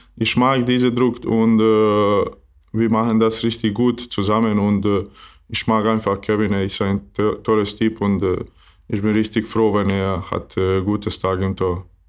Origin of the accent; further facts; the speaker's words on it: Maglaj, Federation of Bosnia and Herzegovina, Bosnia & Herzegovina; German is a second language; also born or lived in Doboj; now in Flensburg, Germany; ich bin nicht aus Doboj, äh, weil ich bin aus Maglai. Das ist ein kleines Wort in äh, Mitte Bosnien und aber habe ich in Doboj geboren